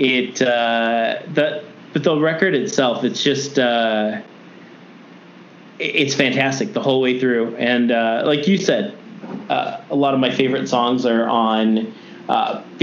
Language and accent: English; Chicago, Illinois, United States; I grew up in Chicago